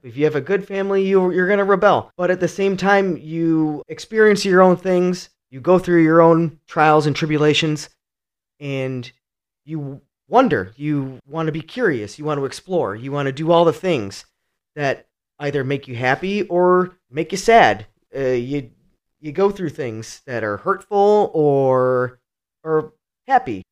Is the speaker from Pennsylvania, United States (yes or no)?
no; Cleveland, Ohio, United States; now in Michigan, United States; I'm from Cleveland, Ohio. I grew up in a really rough neighborhood